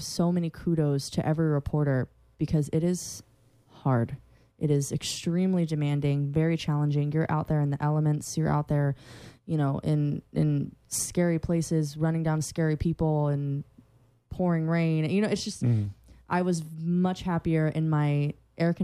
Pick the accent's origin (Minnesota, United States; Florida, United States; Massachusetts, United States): Florida, United States; Central; I'm from Central Florida